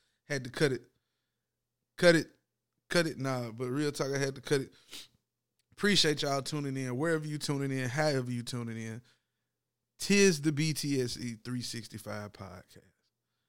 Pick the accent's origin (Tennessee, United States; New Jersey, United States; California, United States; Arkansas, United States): Tennessee, United States; I ain't from Georgia, I'm from Tennessee.